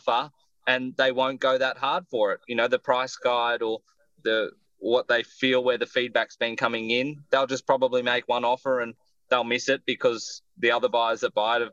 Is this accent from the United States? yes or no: no; Sydney, New South Wales, Australia; I grew up in Botany, near the airport